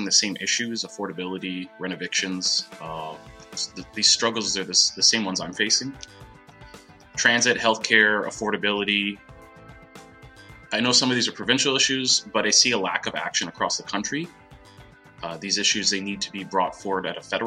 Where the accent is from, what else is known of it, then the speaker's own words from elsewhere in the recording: Durham Region, Ontario, Canada; I was born and raised in Durham region